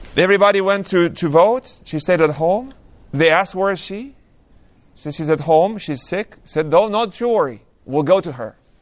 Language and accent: English; Romania; moved away; I was born and raised in Romania.